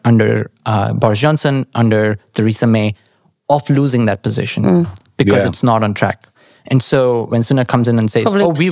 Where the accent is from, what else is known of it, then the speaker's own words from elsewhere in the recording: Nashik, Maharashtra, India; moved away as an adult; now in London, United Kingdom; When I grew up in India, in Nasik especially, the weather was fantastic.